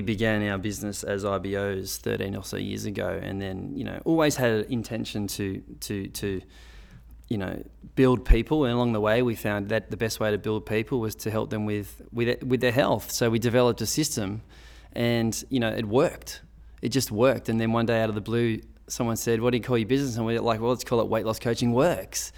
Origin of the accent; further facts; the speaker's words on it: Sydney, New South Wales, Australia; it's my hometown